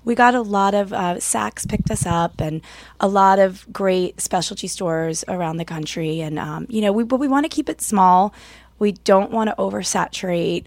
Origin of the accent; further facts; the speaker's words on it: Atlanta, Georgia, United States; moved away as an adult; now in New York, United States; I am from Atlanta